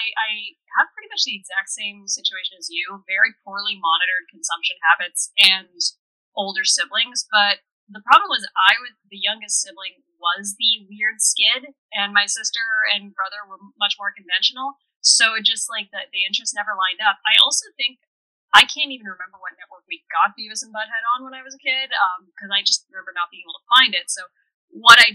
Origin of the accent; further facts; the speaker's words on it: Canada; both of us being Canadian